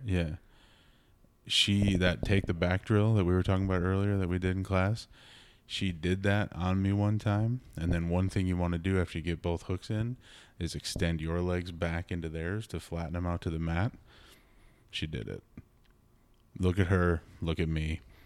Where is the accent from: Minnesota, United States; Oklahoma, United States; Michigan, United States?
Minnesota, United States; born and bred in Minnesota